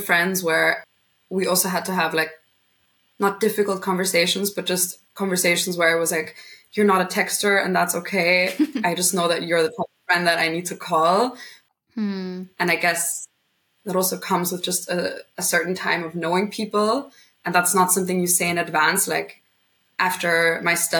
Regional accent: Vienna, Austria; also born or lived in London / Madrid; born and raised in Vienna up until when I was 18.

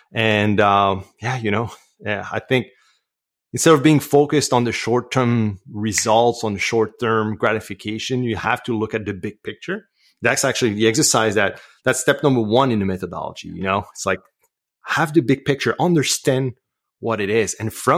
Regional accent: Canada; accent: French Canadian; English is a second language; And obviously, my accent is probably betraying me, but yeah, I'm French Canadian.

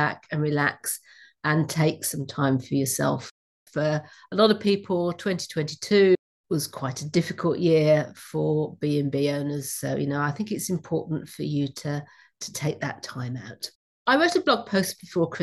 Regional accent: Wordsley, West Midlands, United Kingdom; moved away; I come from Wordsley. We had glass factories. So if you ever heard of Royal Briley Crystal or Stuart Crystal, that comes from Wordsley originally, where I grew up

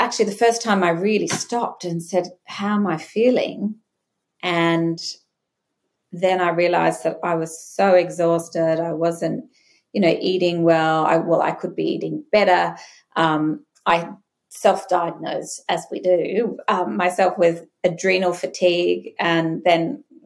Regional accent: Brisbane, Queensland, Australia; Growing up in Brisbane in the 90s

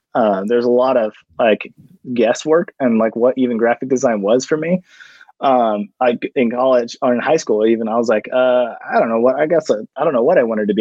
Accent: Orange, California, United States; born and raised in Orange County

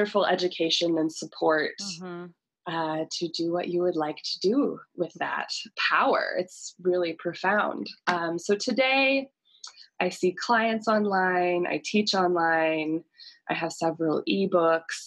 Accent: Boise, Idaho, United States; Boise, Idaho. So this is my hometown.

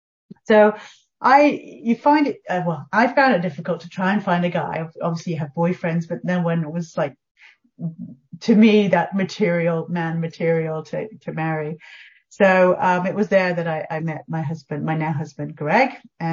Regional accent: England, United Kingdom; So I'm actually English.

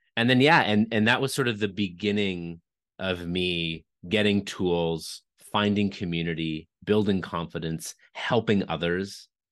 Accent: Canada; I'm from Canada

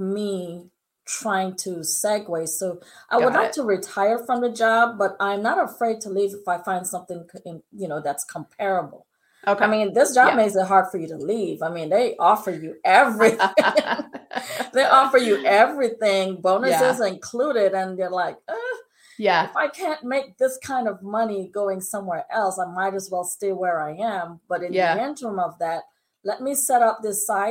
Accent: British Virgin Islands; I'm from the Virgin Islands. And so my parents are strict British people.

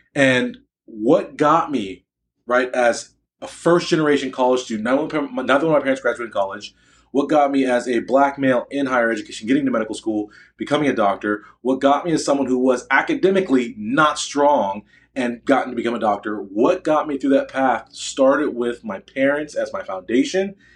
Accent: United States; I'm an American, an American Black male physician.

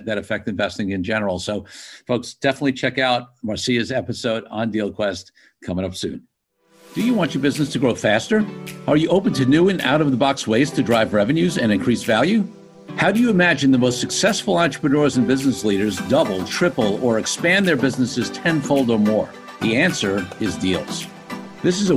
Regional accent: New York, United States; now in California, United States; being a New Yorker

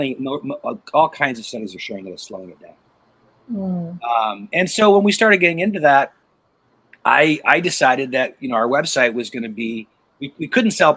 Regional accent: Portland, Oregon, United States; I grew up in Oregon

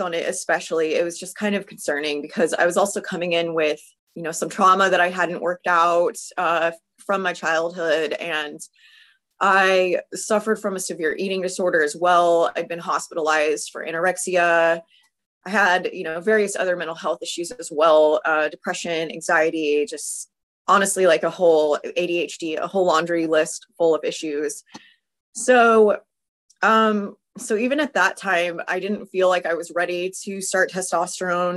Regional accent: California, United States; I'm from California

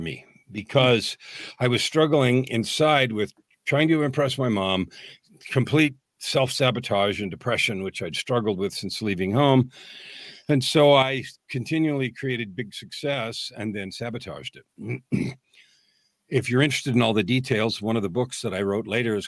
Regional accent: San Francisco Bay Area, California, United States; I grew up in the San Francisco Bay Area

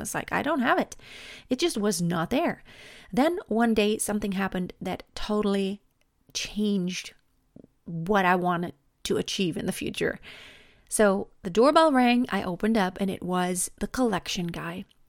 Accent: Germany; I was born and raised in Germany

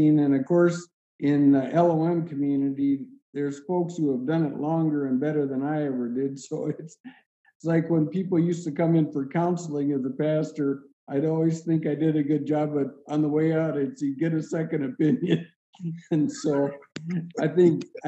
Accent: Montana, United States; growing up in Montana

